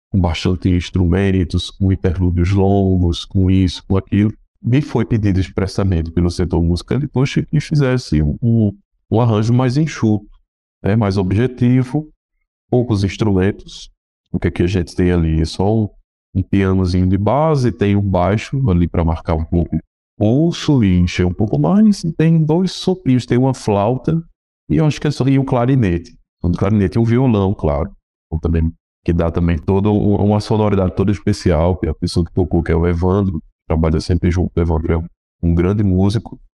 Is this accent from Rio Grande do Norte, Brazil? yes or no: yes; Rio Grande do Norte, Brazil; estudei na minha terra, eu sou do Rio Grande do Norte, Estudei piano em Natal